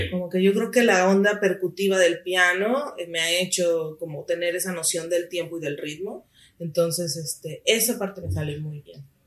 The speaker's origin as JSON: {"language": "Spanish", "region": "Mexico City", "country": "Mexico", "tie": "born or raised there", "also_born_or_lived": "Chiapas", "said": "Chiapaneca de nacimiento, así es. Crecí aquí en la Ciudad de México, pero nací en Chiapas."}